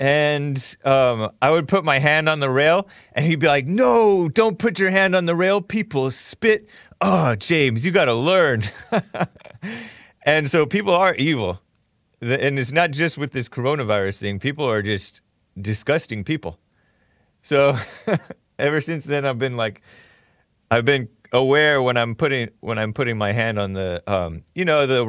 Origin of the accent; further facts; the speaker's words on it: Hong Kong; I used to go with my Chinese friend. I'm from Hong Kong.